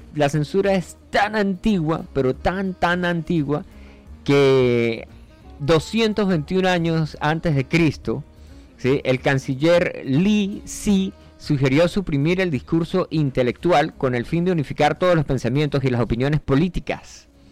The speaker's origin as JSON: {"language": "Spanish", "town": "Santa Bárbara", "region": "Barinas", "country": "Venezuela", "tie": "born or raised there", "also_born_or_lived": "Colombia", "moved": "yes", "said": "yo trabajé en Santa Bárbara, viví en Santa Bárbara y de hecho yo nací allá en Santa Bárbara de Barinas"}